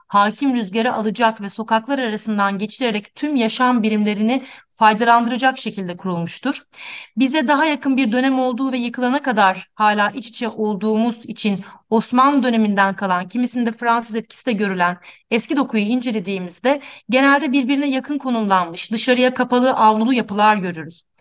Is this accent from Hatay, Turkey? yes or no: yes; Antakya, Hatay, Turkey; Ee, ben de hocam gibi Antakyalıyım. Antakya'da büyüdüm. İstanbul Teknik Üniversitesi'ne kadar hatta oradaydım hep. Ee, deprem sırasında da Antakya'daydım